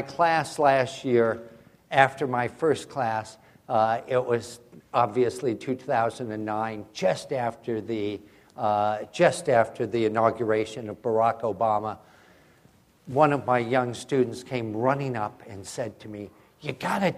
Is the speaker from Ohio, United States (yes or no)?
no; Berkeley, California, United States; moved away; introduced me back to Berkeley, which is my hometown